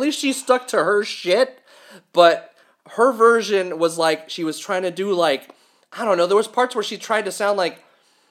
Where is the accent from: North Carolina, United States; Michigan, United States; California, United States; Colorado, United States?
California, United States; we're from California